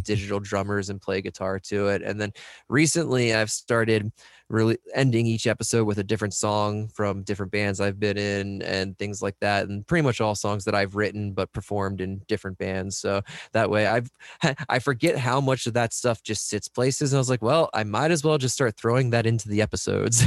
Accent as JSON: {"language": "English", "country": "United States", "tie": "born or raised there", "said": "in Delaware and P A right around where I grew up"}